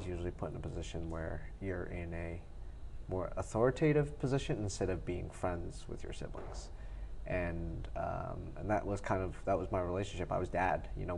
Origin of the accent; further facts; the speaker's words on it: South Plainfield, New Jersey, United States; also born or lived in Taipei, Taiwan / San Francisco / Edison, New Jersey; being in Edison, growing up in Edison, and then we moved around a lot from apartment to apartment. My parents finally saved up enough money to buy a house in South Plainfield when I was in third grade, and then that's kind of where we grew up.